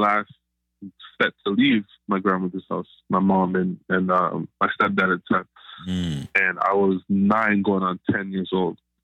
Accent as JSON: {"language": "English", "country": "Canada", "tie": "born or raised there", "said": "I am Canadian-Jamaican, so first-generation Canadian"}